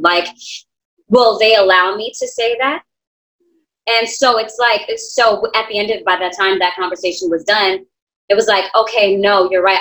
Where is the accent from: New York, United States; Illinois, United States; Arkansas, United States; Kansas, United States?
New York, United States; New York City; also born or lived in Queens, New York; born and raised in Brooklyn, New York. I currently live in Queens.